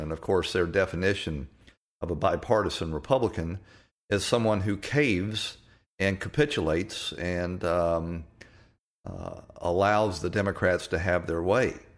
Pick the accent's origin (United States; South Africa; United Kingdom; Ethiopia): United States; Atlanta, Georgia; I was growing up in Atlanta, Georgia